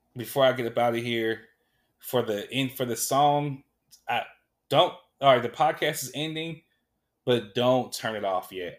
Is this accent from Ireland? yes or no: no; Sacramento, California, United States; when I was growing up in South Sac, all we had was McDonald's